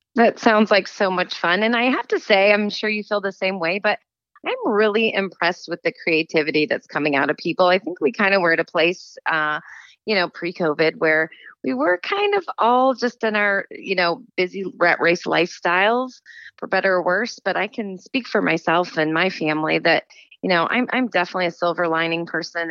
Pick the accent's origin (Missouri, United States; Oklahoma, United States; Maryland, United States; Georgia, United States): Missouri, United States; St. Louis; moved away as an adult; grew up in St. Louis